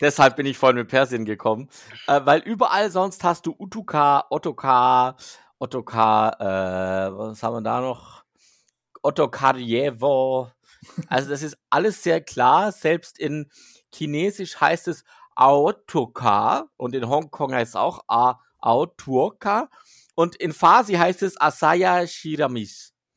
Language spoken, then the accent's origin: German; Switzerland; als Schweizer, als Schweizer